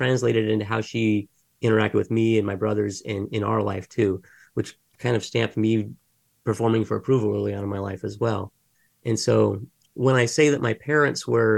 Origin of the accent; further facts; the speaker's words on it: Mesa, Arizona, United States; So I was actually born and raised in Mesa, Arizona, which is just down the street from where I'm at right now